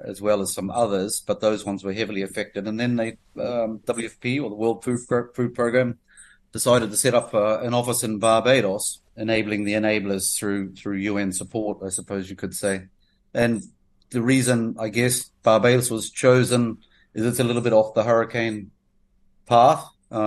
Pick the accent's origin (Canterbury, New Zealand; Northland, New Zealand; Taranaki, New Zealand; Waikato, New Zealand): Northland, New Zealand; Maungaturoto; moved away as an adult; also born or lived in Paparoa, New Zealand; now in Grenada; I grew up in Maungaturoto.